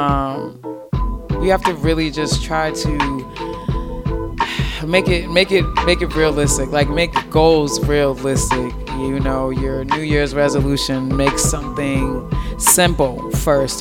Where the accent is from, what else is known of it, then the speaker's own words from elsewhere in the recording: Boston, Massachusetts, United States; moved away as an adult; now in Las Vegas, United States; I'm an implant. Again, I'm from Boston, Mass.